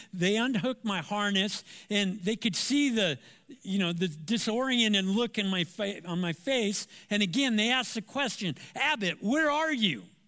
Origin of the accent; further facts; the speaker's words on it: Anaheim, California, United States; I'm from Southern California, Anaheim, to be example, uh, to be specific. And I went to Savannah High School